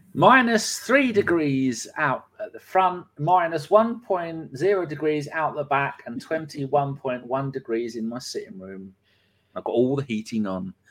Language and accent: English; London, United Kingdom; I was born in Putney.